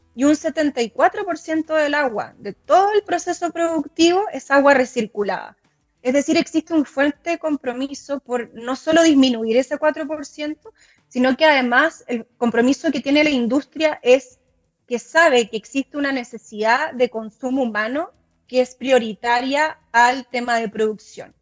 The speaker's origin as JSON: {"language": "Spanish", "country": "Chile"}